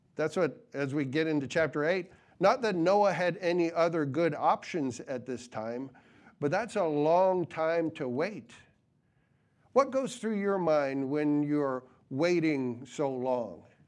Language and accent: English; New England, United States; growing up in New Yo-, New England